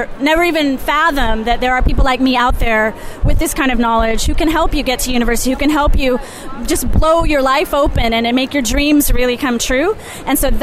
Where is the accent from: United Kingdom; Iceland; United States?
United States; Ohio; I'm born and raised in Ohio